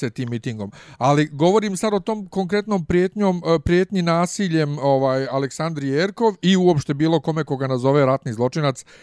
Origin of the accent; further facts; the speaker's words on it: Bosnia & Herzegovina; mi smo iz Bosne.